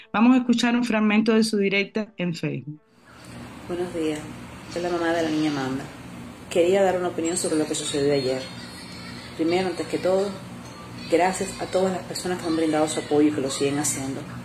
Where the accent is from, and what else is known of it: Cuba